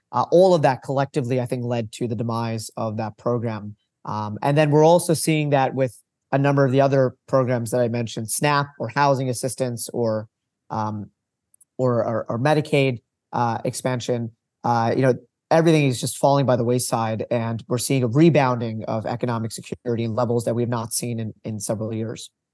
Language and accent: English; Long Island, New York, United States; moved away as an adult; also born or lived in Vermont; I grew up on Long Island